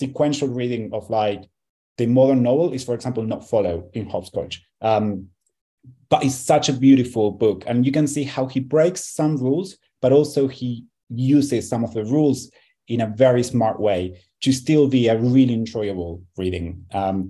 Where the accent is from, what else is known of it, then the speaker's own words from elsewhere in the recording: Argentina; I'm from Argentina